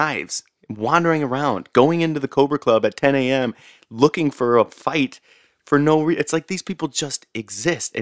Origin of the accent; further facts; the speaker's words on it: St. Louis, Missouri, United States; I grew up in St. Louis